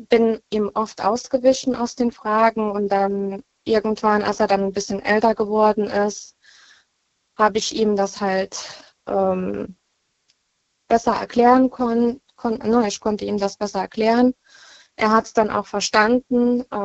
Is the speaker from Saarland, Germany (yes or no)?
no; Baumholder, Rhineland-Palatinate, Germany; Ich komme aus Baumholder. Das ist in der Nähe von Ida Oberstein.